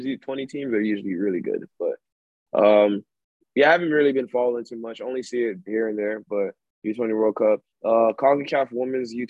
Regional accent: Ghana; I'm from Ghana, too.

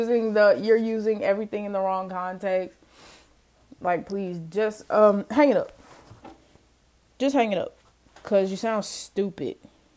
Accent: Mississippi, United States; to chalk it up to, like, oh, she was raised in Mississippi, blah blah blah blah blah.

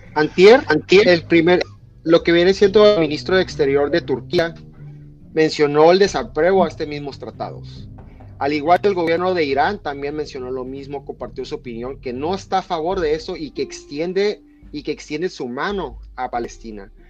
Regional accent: Mexico; nosotros como mexicanos

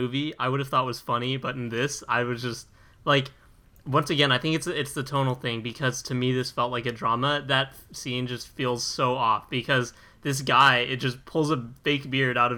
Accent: Australia; we're actually Australian

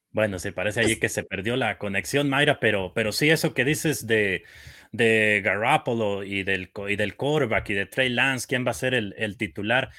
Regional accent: Michoacán, Mexico; yo soy originario de, de Michoacán

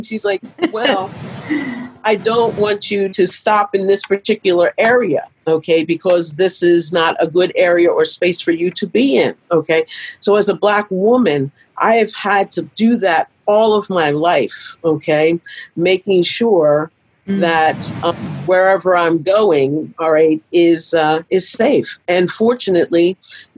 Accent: Pennsylvania, United States; moved away as an adult; now in Michigan, United States; I grew up in Pennsylvania

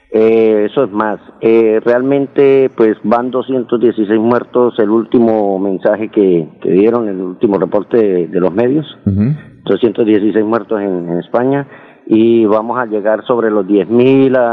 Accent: Bucaramanga, Santander, Colombia; yo lo que quería decirle a mi pueblo colombiano y en especial a mi Bucaramanga

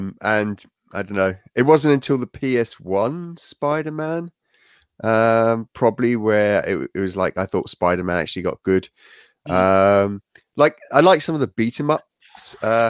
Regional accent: South Africa; I grew up in South Africa

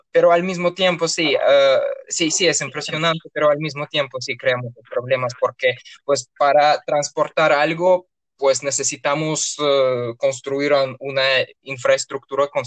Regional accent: Urals, Russia; born there; Spanish is a second language; la ciudad donde yo nací tiene dos partes básicamente. Está en ah, eh, los Montes Urales que es eh, una frontera natural entre Europa y Asia, y pues tiene dos partes, eh, la parte europea y la parte asiática.

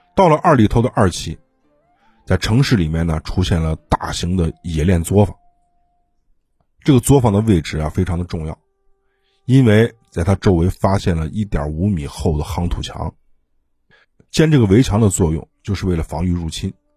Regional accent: China; 吃人在我们中国是司空见惯的，因为我们的祖先就吃人

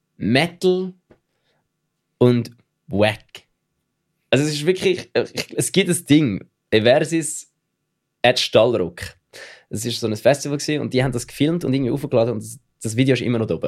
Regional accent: Switzerland; accent: Swiss German; ich rede Schweizerdeutsch

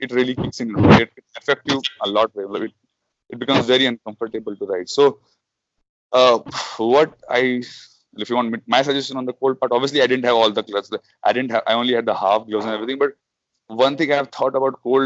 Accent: Jammu and Kashmir, India; now in Hyderabad, India; My native is from a very cold place. I come from Jammu Kashmir, so I'm a little used to it

